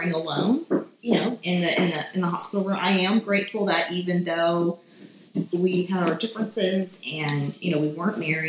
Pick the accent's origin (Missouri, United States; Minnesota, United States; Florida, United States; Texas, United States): Texas, United States; Beaumont; I'm from Beaumont, Texas